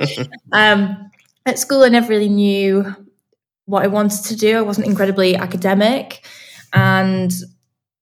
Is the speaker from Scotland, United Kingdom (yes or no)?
no; Manchester, North West England, United Kingdom; moved away as an adult; now in London, United Kingdom; I'm from Manchester. Up north.